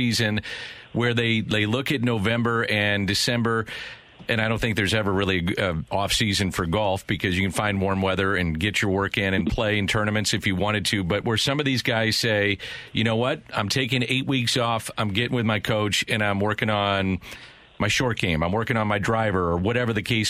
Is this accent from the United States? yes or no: yes; St. Louis, Missouri, United States; we're all from St. Louis and the surrounding area